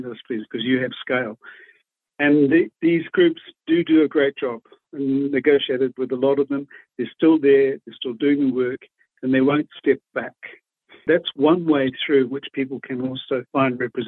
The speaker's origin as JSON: {"language": "English", "region": "Waikato", "country": "New Zealand"}